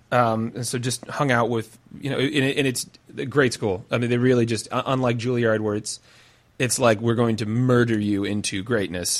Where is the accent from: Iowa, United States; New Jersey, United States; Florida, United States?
Iowa, United States; Clive; I grew up in Lutheran Iowa